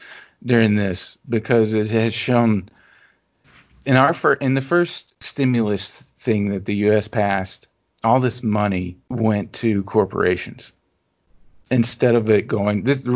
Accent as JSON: {"language": "English", "region": "Louisiana", "country": "United States", "tie": "born or raised there", "said": "we talked about sort of growing up in Louisiana."}